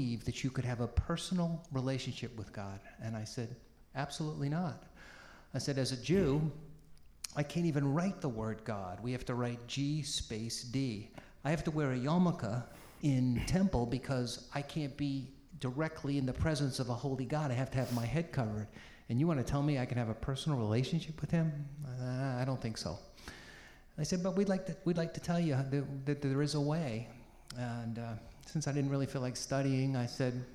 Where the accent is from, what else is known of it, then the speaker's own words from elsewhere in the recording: Peabody, Massachusetts, United States; also born or lived in Boston; I was born in Boston, grew up in a very ethnic working class city called Peabody, in a Jewish family